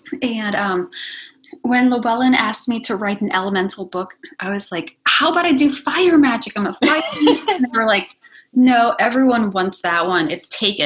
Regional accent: hometown near Yellow Springs, Ohio, United States; I came back to my hometown

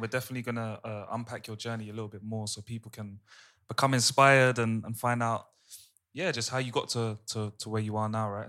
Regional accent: London, United Kingdom; we've all grown up in London

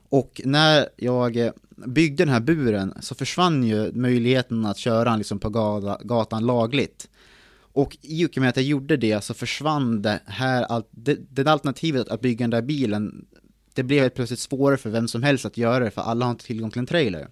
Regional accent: Timrå, Västernorrland County, Sweden; Född och uppvuxen på en bondgård i Timrå.

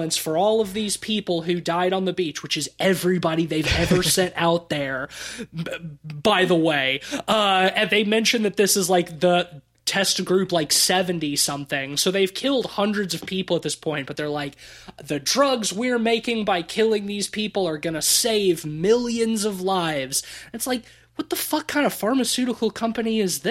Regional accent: Alabama, United States; also born or lived in Netherlands; I'm from Alabama, because that's where I grew up

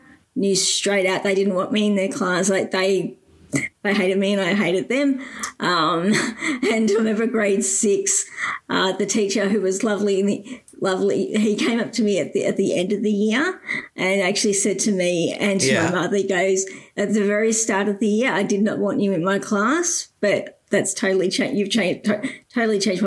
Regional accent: Geelong, Victoria, Australia; I grew up in Geelong. So I've been in Geelong, born and bred

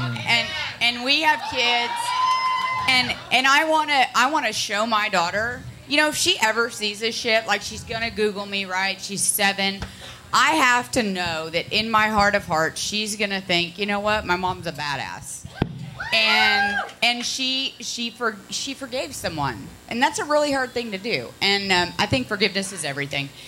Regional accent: Connecticut, United States; moved away; also born or lived in Ohio; I'm from Connecticut and then Ohio

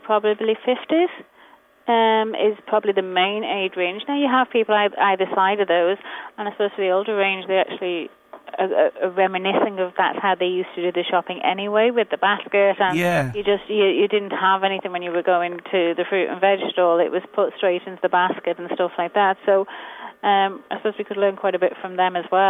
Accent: England, United Kingdom; moved away; I'm from England

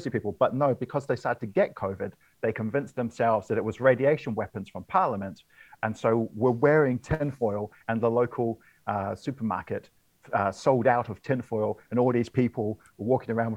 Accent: Wellington, New Zealand; moved away; I've just got back to my hometown of Wellington

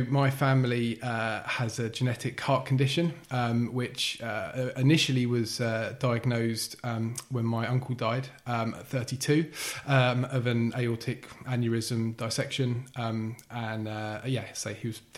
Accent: East of England, United Kingdom; now in Bath, United Kingdom; so yeah, that's how I found myself in Bath. But yeah, born and bred in Essex, like I say.

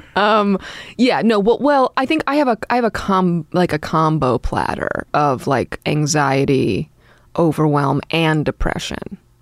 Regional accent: New York City, New York, United States; I grew up in Brooklyn

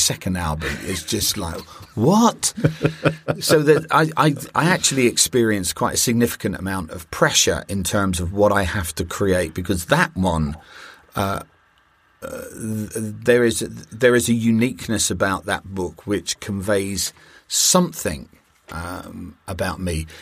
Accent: United Kingdom; I'm a Brit

